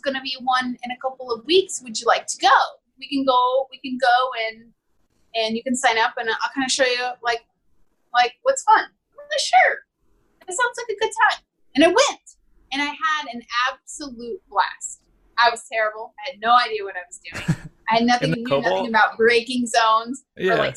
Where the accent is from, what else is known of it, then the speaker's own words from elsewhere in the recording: Missouri, United States; also born or lived in Wyoming; now in Arizona, United States; I grew up in small town Missouri with like 14,000 people.